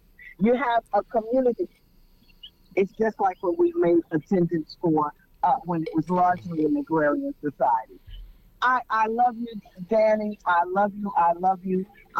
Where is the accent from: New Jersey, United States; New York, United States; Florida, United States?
New York, United States; New York City; now in Texas, United States; I didn't teach in New York City, where I'm originally from.